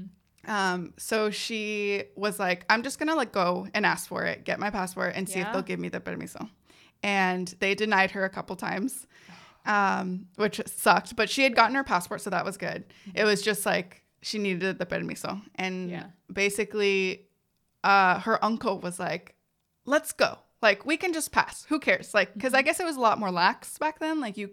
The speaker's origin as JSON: {"language": "English", "town": "San Jose", "region": "California", "country": "United States", "tie": "born there", "said": "I was born in San Jose, California. Yeah, here."}